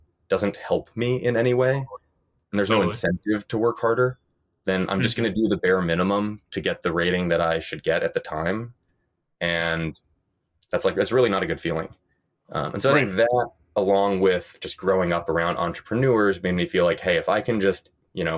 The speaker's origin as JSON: {"language": "English", "region": "New York", "country": "United States", "tie": "born or raised there", "also_born_or_lived": "Stanford", "moved": "as an adult", "said": "I grew up in New York"}